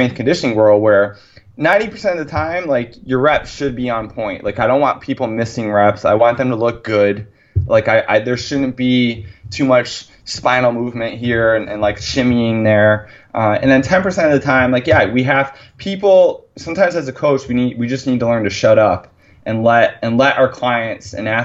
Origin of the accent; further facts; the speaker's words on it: near Ithaca, New York, United States; my hometown is 10 minutes from Ithaca.